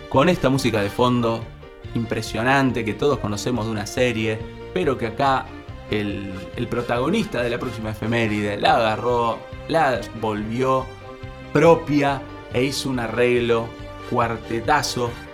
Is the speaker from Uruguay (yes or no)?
no; Rosario, Santa Fe, Argentina; los que somos rosarinos